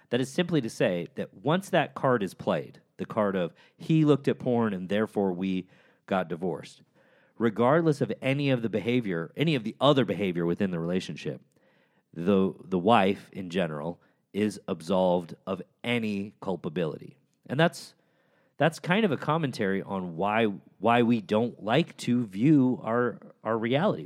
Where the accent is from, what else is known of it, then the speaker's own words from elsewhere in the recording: Chicago, Illinois, United States; the University of Chicago, my hometown